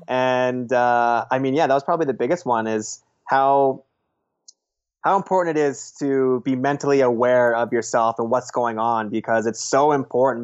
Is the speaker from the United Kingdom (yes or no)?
no; Beaumont, Alberta, Canada; now in Vancouver, Canada; my hometown, Beaumont